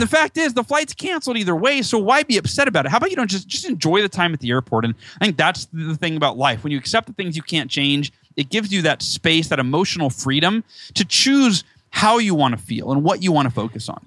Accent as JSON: {"language": "English", "region": "Northern California", "country": "United States", "tie": "born or raised there", "moved": "as an adult", "lives_now": "near San Diego, United States", "said": "I was born in SoCal, moved uh, when I was five to NorCal, and then moved back here about five years ago"}